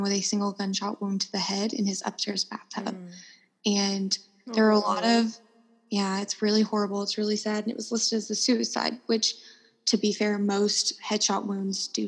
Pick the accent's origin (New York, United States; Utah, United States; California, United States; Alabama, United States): Alabama, United States; moved away; I am from Alabama